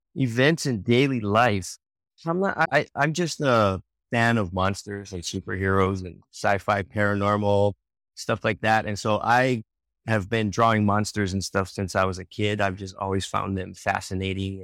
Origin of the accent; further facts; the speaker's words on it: Oahu, Hawaii, United States; moved away as an adult; also born or lived in San Francisco; now in Rockwall, United States; I grew up on the island of Oahu in Hawaii